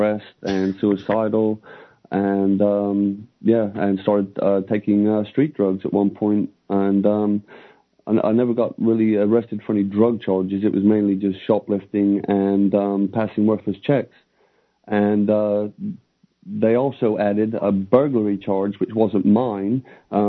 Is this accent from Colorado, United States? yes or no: no; Panama City, Florida, United States; moved away as an adult; also born or lived in New Mexico; now in United Kingdom; I grew up in Florida. I went to school in New Mexico at first when we first got there, spent 3 years there. Then we moved to Panama City, Florida